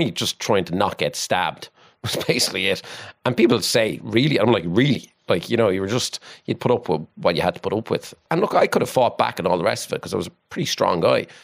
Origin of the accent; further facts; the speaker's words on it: Waterford, Munster, Ireland; I come from Williamstown in Waterford and had a pretty normal childhood